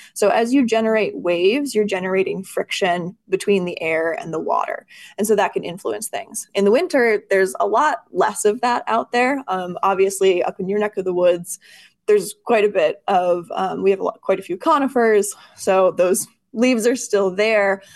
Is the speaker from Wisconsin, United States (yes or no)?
yes; Bayfield, Wisconsin, United States; moved away as an adult; also born or lived in Madison, Wisconsin; now in Duluth, United States; I'm actually originally from Bayfield on the South Shore